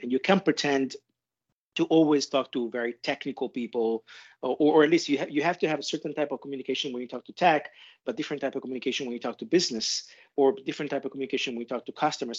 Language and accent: English; Italy; moved away; also born or lived in Europe / Asia; I'm originally from Italy. I spent my life and work between Europe and Asia.